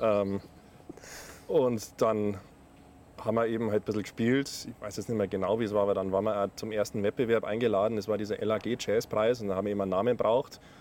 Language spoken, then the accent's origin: German; south of Munich, near Rosenheim, Bavaria, Germany; wir auch äh, quasi, ich äh, glaube, Luftlinie irgendwie so ein Kilometer oder was voneinander aufgewachsen sind. Äh, südlich von München, ja, in der Nähe von Rosenheim